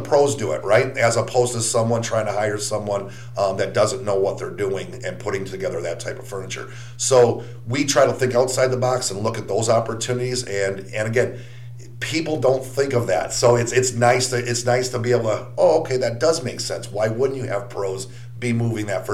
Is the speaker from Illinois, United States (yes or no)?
yes; Chicago, Illinois, United States; moved away as an adult; also born or lived in Milwaukee, Wisconsin; now in Wilmington, United States; I'm originally from the Midwest, born and raised in Chicago, lived in Milwaukee for several years